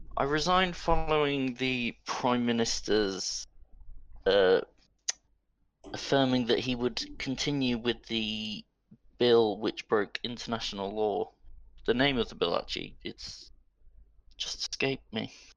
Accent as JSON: {"language": "English", "region": "Midlands", "country": "United Kingdom", "said": "I'm from the Midlands"}